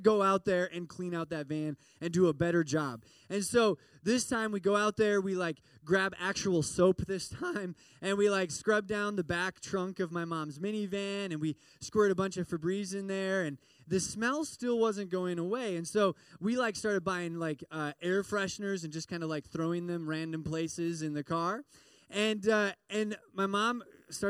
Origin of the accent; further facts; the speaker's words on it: Midwest, United States; I grew up in the Midwest, and there's lots of farms